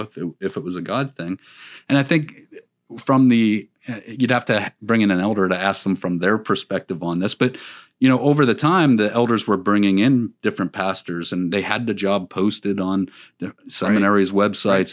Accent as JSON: {"language": "English", "region": "Pennsylvania", "country": "United States", "also_born_or_lived": "Florida", "moved": "yes", "lives_now": "Virginia, United States", "said": "I was from Pennsylvania"}